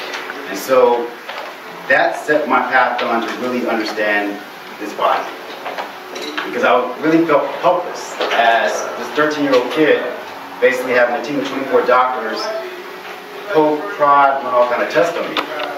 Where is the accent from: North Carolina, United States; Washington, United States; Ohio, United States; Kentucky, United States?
North Carolina, United States; born there; Coming from the Carolinas, my parents came from South Carolina, I was born in North Carolina.